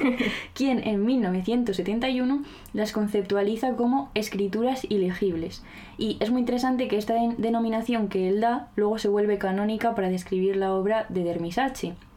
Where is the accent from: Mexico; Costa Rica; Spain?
Spain; La Rioja; Yo soy riojana